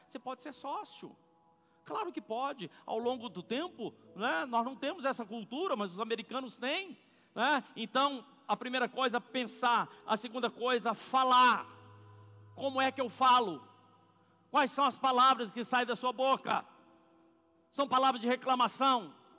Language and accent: Portuguese; Corinto, Minas Gerais, Brazil; moved away; also born or lived in São Paulo; Minha cidade se chama Corinto